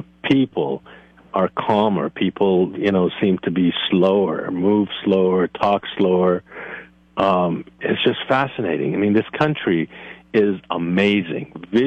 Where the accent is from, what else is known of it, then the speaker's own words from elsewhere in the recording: East Coast, United States; I grew up in the East Coast, and my mother lived until her passing in Massachusetts.